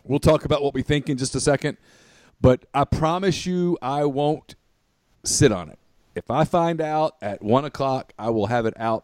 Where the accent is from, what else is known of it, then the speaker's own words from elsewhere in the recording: Ruston, Louisiana, United States; growing up in Ruston